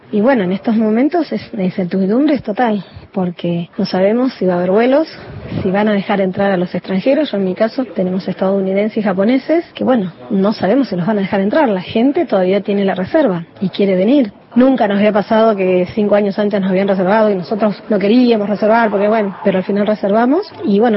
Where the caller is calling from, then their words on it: Las Grutas, Río Negro, Argentina; de las Grutas Río Negro, propietaria del Hotel Torrevallo de Riviera.